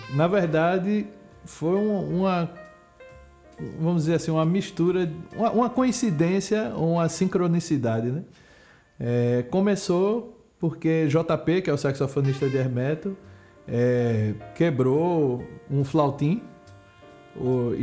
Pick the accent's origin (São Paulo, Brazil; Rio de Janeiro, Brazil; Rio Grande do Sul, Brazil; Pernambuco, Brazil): Pernambuco, Brazil